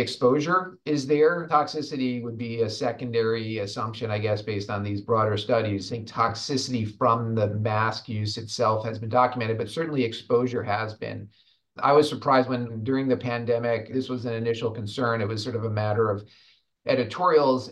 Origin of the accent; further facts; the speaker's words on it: Rhode Island, United States; my home state of Rhode Island